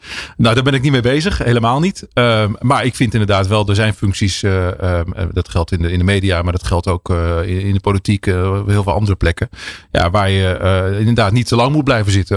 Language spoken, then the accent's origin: Dutch; Drenthe, Netherlands; moved away as an adult; Want ik kom uit Drenthe oorspronkelijk. Daar ben ik opgegroeid.